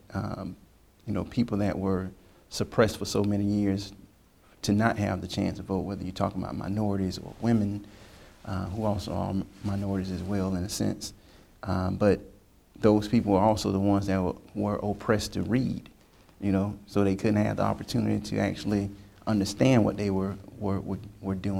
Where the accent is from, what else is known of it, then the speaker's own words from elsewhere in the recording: Lakeland, Florida, United States; I am a resident of the city of Lakeland, Florida